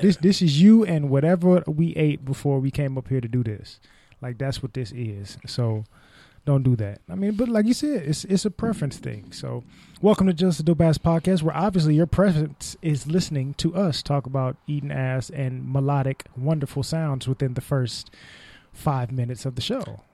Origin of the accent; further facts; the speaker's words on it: Bay Area, California, United States; I was raised in the Bay Area